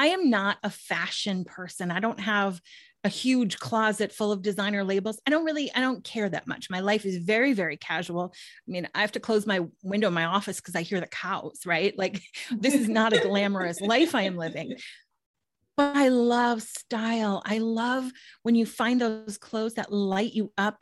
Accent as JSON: {"language": "English", "region": "Minnesota", "country": "United States", "also_born_or_lived": "Washington, D.C.", "moved": "as an adult", "said": "in 1999, I moved from Minnesota, where I'm originally from, to Washington, D.C. for a job"}